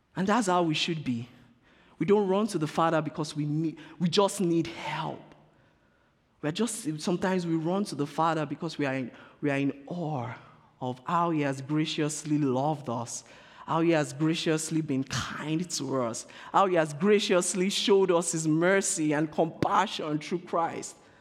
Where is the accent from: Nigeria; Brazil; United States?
Nigeria; I'm being Nigerian right now.